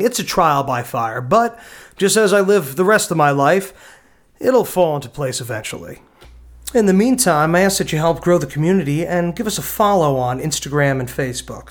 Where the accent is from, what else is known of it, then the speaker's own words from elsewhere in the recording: New Jersey, United States; accent: Danny DeVito kinda sounding; my Danny DeVito kinda sounding accent went over your head, I'm from New Jersey